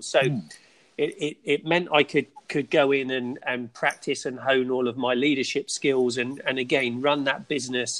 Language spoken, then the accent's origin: English; England, United Kingdom; moved away as an adult; now in Florida, United States; grew up in England